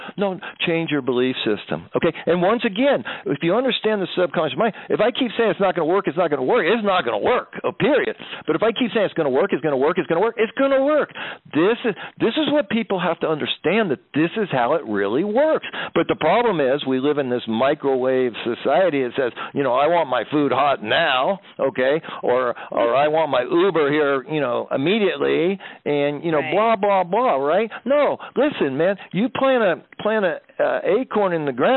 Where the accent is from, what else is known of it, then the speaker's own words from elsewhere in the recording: United States; I grew up in America in the 60s